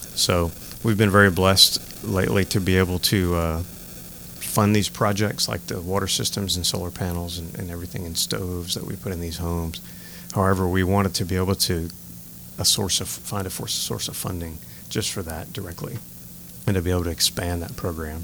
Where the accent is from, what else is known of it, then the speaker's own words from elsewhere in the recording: Morgan City, Louisiana, United States; now in New Iberia, United States; I was born and raised in Morgan City, Louisiana